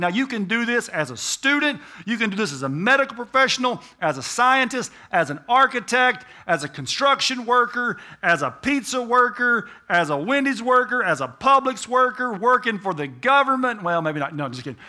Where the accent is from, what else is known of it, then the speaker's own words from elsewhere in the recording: United States; I'm an American